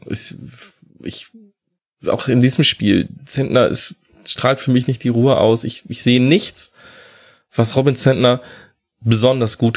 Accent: Kiel, Schleswig-Holstein, Germany; born there; dass ich als gebürtiger Kieler ähm, die Holstein aus Kiel auch ein bisschen näher verfolge

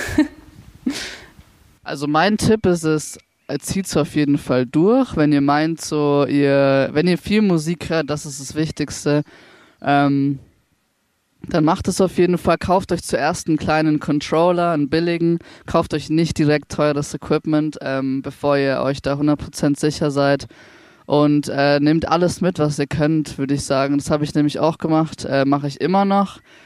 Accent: Ingolstadt, Bavaria, Germany; now in Nuremberg, Germany; ich komme aus Ingolstadt ursprünglich

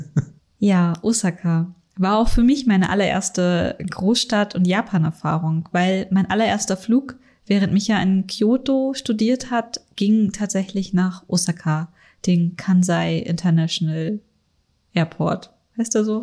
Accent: Northern Germany, Germany; moved away as an adult; now in Munich, Germany; ich komme aus Norddeutschland und ich habe halt ganz meine ersten Jahre hier in München verbracht und sehr viele so plattdeutsche Begriffe, die bei uns auf dem Dorf einfach total normal sind

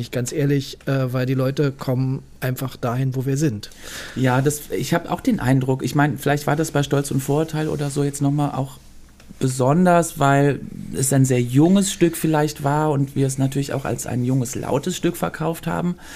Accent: Brussels, Brussels-Capital Region, Belgium; born there; also born or lived in Cologne, Germany; ich bin in Brüssel geboren

